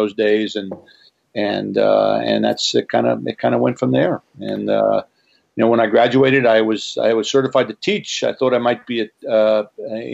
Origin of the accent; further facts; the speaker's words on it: Long Island, New York, United States; I grew up in New York, on Long Island